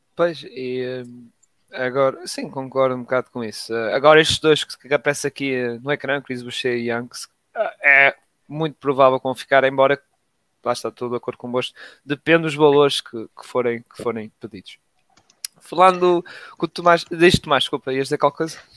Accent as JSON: {"language": "Portuguese", "country": "Portugal", "said": "Somos portugueses"}